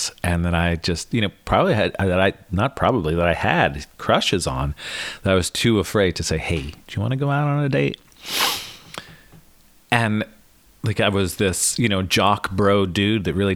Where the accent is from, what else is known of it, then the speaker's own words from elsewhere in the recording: Northeast Pennsylvania, United States; I grew up in Northeast PA